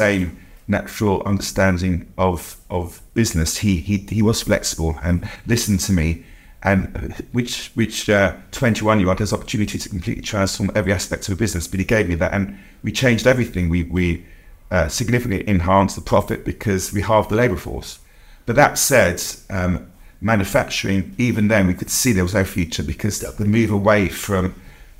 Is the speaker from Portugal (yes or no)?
no; United Kingdom; I'm Jewish and I'm also British. So I was born here in 1964